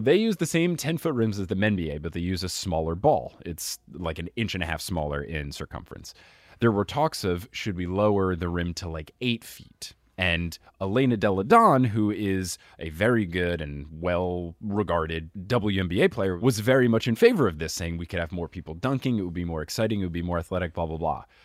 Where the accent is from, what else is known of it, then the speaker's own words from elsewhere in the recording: New Jersey, United States; I grew up in New Jersey